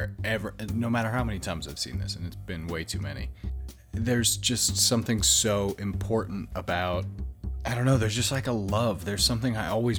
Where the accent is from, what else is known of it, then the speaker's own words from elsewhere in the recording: United States; now in England; as an American, when I came over to England